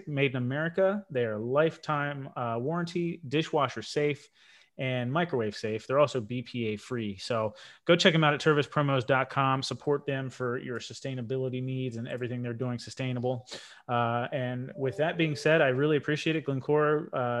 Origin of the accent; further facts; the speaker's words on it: United States; I'm American